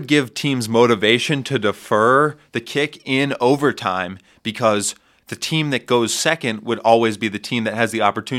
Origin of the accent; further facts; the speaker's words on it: Connecticut, United States; I'm not from New York. I'm from Connecticut.